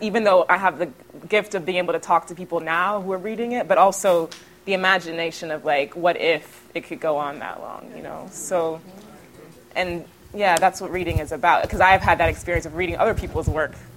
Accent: Houston, Texas, United States; moved away as an adult; now in New York, United States; growing up in Houston, where you're, you're in the backseat of a car, experiencing the city

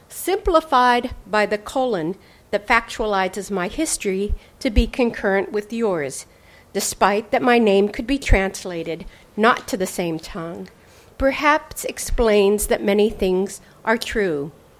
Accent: California, United States; I mean, I'm from California, where they're closing all the branches.

